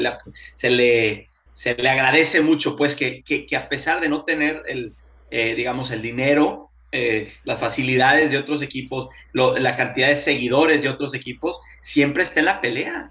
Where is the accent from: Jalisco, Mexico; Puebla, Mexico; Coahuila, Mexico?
Coahuila, Mexico; Torreón; now in Houston, United States; Soy originario de Torreón